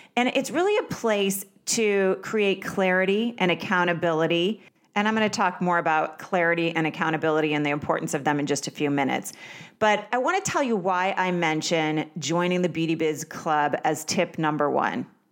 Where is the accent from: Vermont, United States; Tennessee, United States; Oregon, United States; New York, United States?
Vermont, United States; I grew up in Vermont